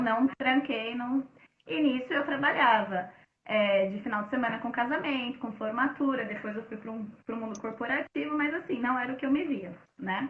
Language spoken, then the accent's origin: Portuguese; São Paulo, Brazil; eu sou da Zona Leste, morava em São uhum. Mateus